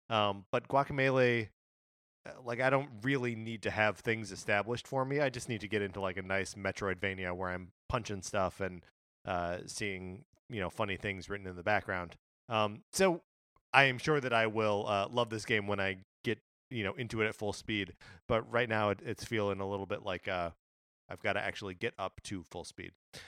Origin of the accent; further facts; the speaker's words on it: Wisconsin, United States; I have like a historical answer that is from all of my time growing up in Wisconsin, just on the other side of the Illinois border, where we would get the TV feeds from both Chicago and Milwaukee, right?